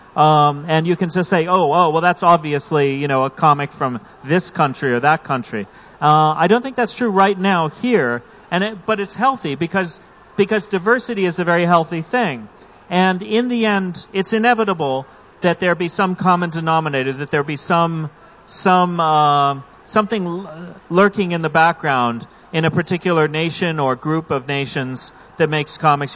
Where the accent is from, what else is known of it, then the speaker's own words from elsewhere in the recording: United States; speaking as an American, as a North American reader